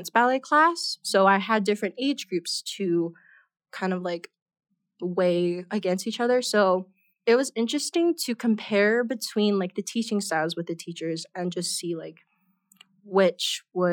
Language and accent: English; Oahu, Hawaii, United States; moved away as an adult; now in Denver, United States; I'm originally from Hawaii, the island of Oahu